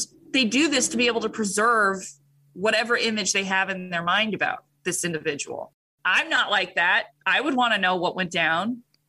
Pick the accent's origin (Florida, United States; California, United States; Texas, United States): California, United States; Orange County; moved away; I came from Orange County